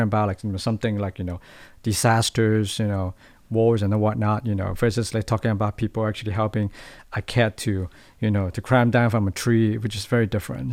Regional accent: Hong Kong; moved away as an adult; now in Taiwan; I'm from Hong Kong.

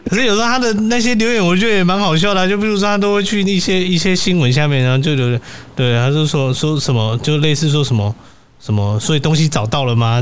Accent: Chiayi, Taiwan; 我是嘉义人

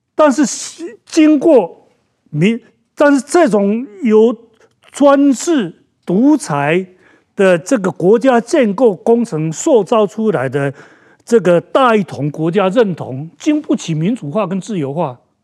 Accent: Taiwan; 我讲台语，老师要打

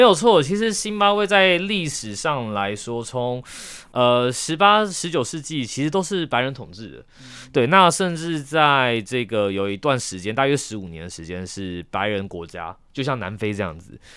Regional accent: Taiwan; 我们台湾人思维中所认知的日常

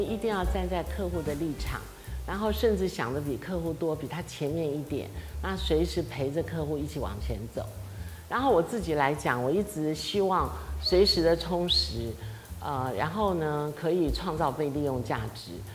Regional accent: Taiwan; 我们台湾人

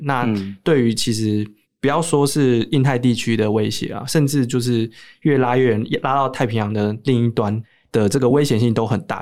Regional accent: Taiwan; 我们台湾来的

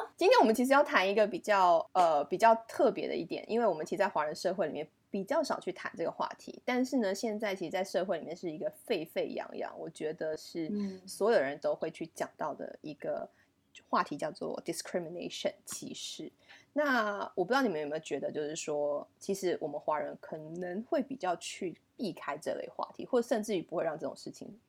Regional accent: Canada; accent: Canadian; from Canada，因为他自己也觉得很新奇，他觉得说，哇，怎么会有个 Canadian friend 这样子

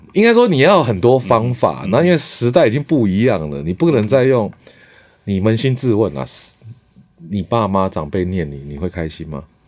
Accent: Changhua County, Taiwan; moved away; also born or lived in Taipei; 其实我也不是那么道地的住，我是台北出生

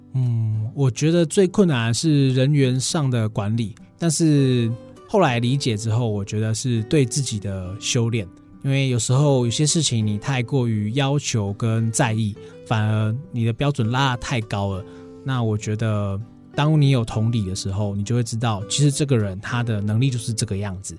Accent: Chiayi, Taiwan; moved away as an adult; now in Taichung, Taiwan; 我本身是嘉义人

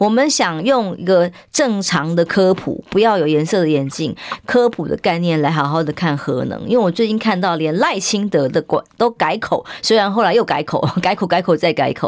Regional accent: Taiwan; 然后害呀害呀害我们台湾人民的命

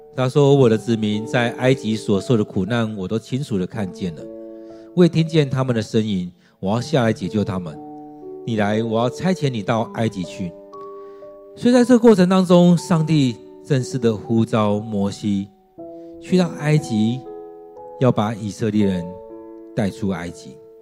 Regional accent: Taiwan; 我们认同我们是中国人，或我们是中国人，啊，台湾人，或我们是在台湾的中国人，或我们是台湾中华民国人

